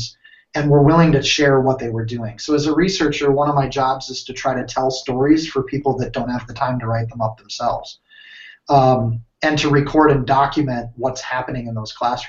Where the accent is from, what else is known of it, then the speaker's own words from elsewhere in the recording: United States; moved away as an adult; also born or lived in Minnesota / Wisconsin; now in Ohio, United States; I'm from Minnesota, Wisconsin